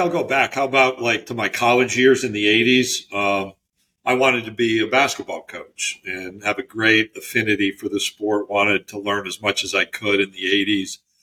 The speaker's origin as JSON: {"language": "English", "area": "near Auburn", "region": "New York", "country": "United States", "tie": "born or raised there", "also_born_or_lived": "Utica, New York / Natchitoches, Louisiana", "moved": "as an adult", "lives_now": "Birmingham, United States", "said": "where I was born and raised near Auburn, New York"}